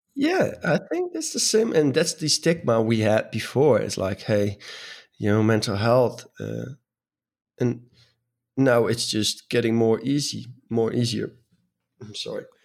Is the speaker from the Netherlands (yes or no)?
yes; Netherlands; I'm from the Netherlands, and apparently in the Netherlands, we're pretty direct people.